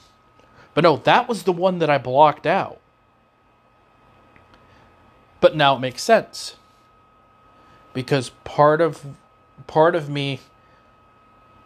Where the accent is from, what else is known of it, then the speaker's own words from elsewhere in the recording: Davenport, Iowa, United States; moved away as an adult; also born or lived in Oskaloosa, Iowa; stayed in my hometown